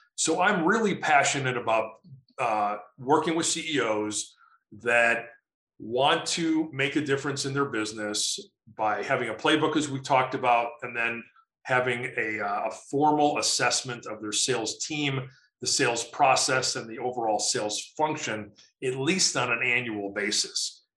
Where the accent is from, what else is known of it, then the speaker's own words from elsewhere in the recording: Chicago, Illinois, United States; now in Colorado, United States; I'm from Chicago originally